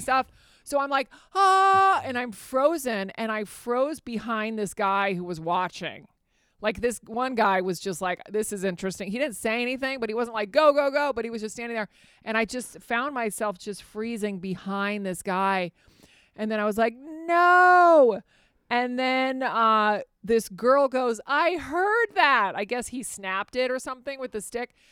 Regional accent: Fairfax, Virginia, United States; also born or lived in Spain; I grew up in Fairfax, Virginia

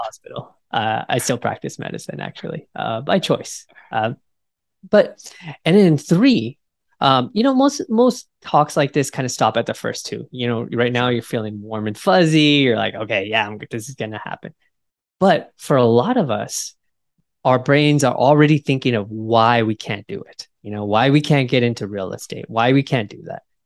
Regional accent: United States; being American

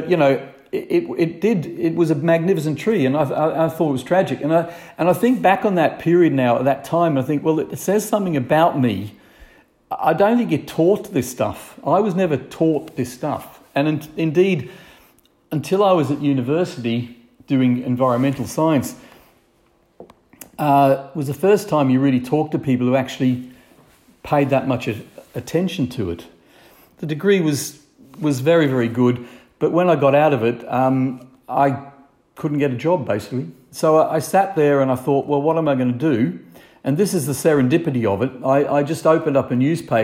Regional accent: Brisbane, Queensland, Australia; moved away as an adult; now in Northumberland, United Kingdom; I grew up in Brisbane, or south of Brisbane in the country, and I just had, in my opinion, an ideal young life

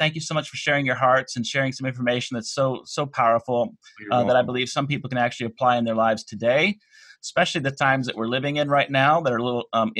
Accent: North Carolina, United States; we're both from North Carolina

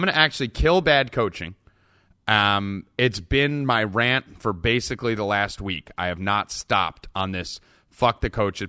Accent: New Jersey, United States; I'm Italian from Jersey

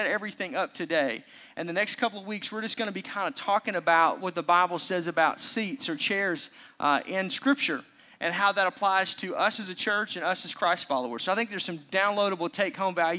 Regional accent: Arkansas, United States; also born or lived in Oklahoma; now in Milwaukee, United States; Growing up in Arkansas, we were huge college sports, but not professional sports

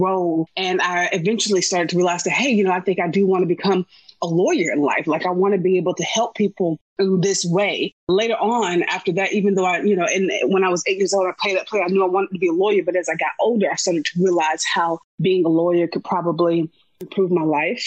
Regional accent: Wilson, North Carolina, United States; moved away as an adult; also born or lived in Winston-Salem, North Carolina / Colorado; now in Atlanta, United States; I was born in North Carolina. I was born in Winston-Salem. I was raised in a small town called Wilson.

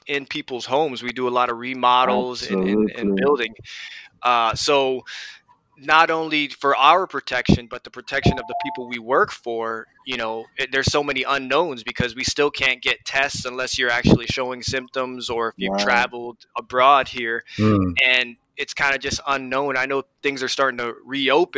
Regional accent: Hawaii, United States; moved away; I'm originally from Hawaii

